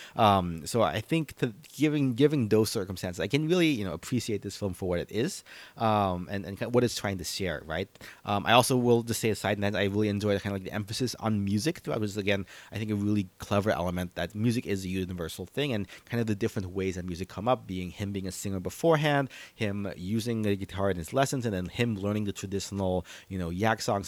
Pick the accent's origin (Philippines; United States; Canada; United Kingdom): Philippines; as a Filipino.